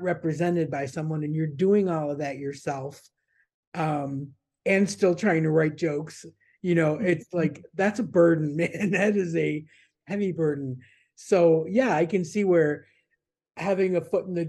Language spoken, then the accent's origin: English; Niagara Falls, New York, United States; moved away as an adult; also born or lived in Florida; I grew up in Niagara Falls on the New York side. And I was there until I was 17, 18